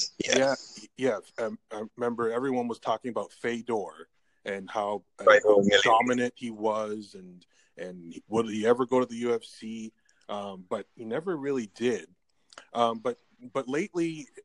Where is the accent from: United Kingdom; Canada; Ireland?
Canada; I'm from Canada